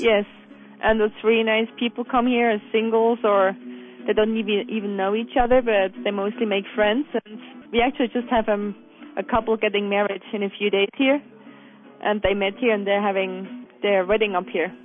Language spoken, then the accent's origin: English; Bönigen, Bern, Switzerland; I grew up in Birmingham. which is outside of Interlaken, right on the lake